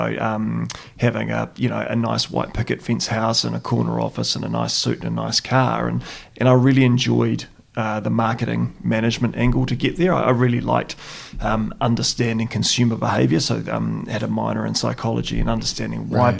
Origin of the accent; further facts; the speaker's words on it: Christchurch, Canterbury, New Zealand; We grew up in St. Albans, and it was pleasant and it was nice